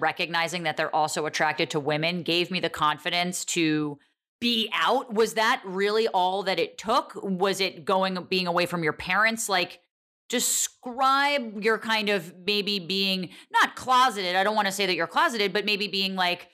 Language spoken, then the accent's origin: English; Northern New Jersey, United States; I grew up in Northern New Jersey